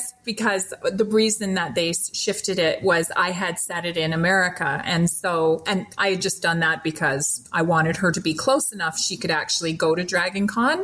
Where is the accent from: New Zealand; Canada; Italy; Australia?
Canada; I'm Canadian. I apparently have a lot of Canadianisms that I didn't realize I was using